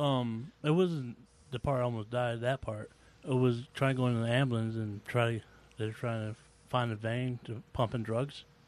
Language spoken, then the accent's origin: English; Georgia, United States; moved away; also born or lived in Virginia; I'm from Georgia